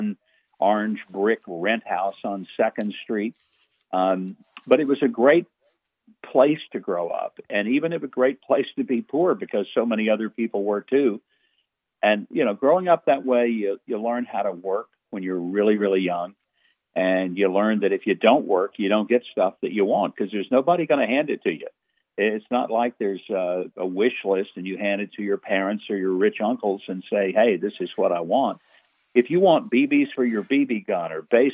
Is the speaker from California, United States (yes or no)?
no; Hope, Arkansas, United States; Great place to grow up, though. I honestly look back and think it was like growing up in Mayberry